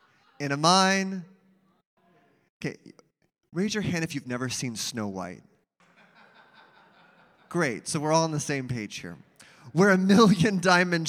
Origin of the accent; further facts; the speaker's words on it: Mesa, Arizona, United States; My first job was watering palm trees at my church that I grew up with in Mesa, Arizona.